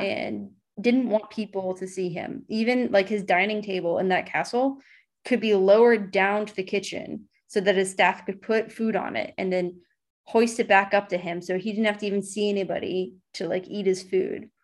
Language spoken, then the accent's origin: English; United States; the way you're used to speaking as an American